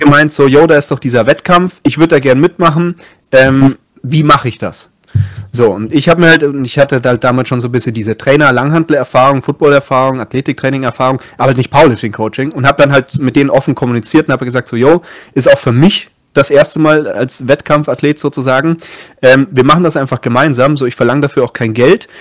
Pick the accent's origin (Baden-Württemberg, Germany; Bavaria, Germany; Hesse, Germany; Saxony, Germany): Bavaria, Germany; Munich, Erding district; moved away as an adult; also born or lived in Passau; ich komme ursprünglich aus München, also in München geboren, habe dann vor allem so im Erdinger Landkreis gewohnt